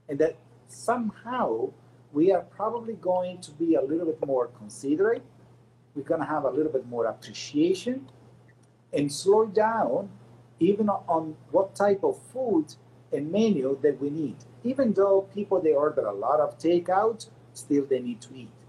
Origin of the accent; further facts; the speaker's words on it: Canada; as a North American people, not as American because we are Canadian and I'm proud Canadian.